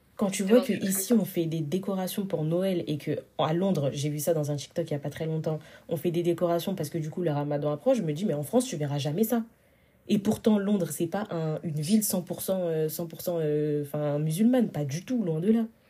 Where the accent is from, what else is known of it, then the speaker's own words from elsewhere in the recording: Senegal; je suis sénégalaise